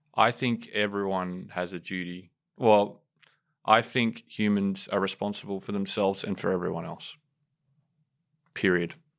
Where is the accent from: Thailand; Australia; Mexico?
Australia; Sydney, New South Wales; I'm from Western Sydney.